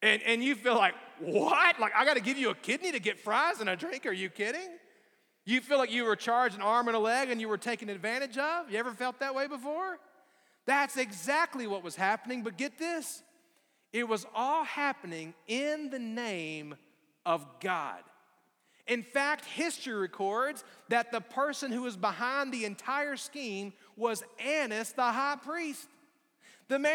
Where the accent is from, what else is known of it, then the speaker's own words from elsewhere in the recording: Alabama, United States; moved away; growing up in Alabama